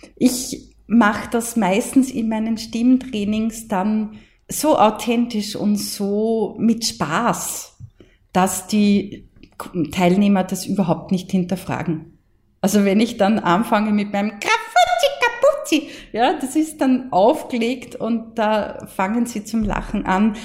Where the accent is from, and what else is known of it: Mostviertel, Lower Austria, Austria; accent: Mostviertel dialect